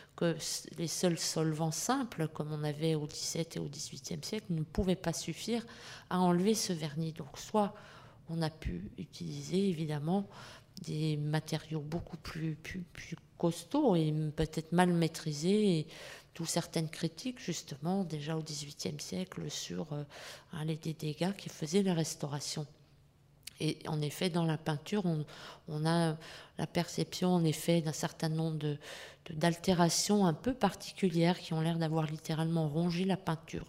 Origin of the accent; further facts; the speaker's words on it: France; chez nous en France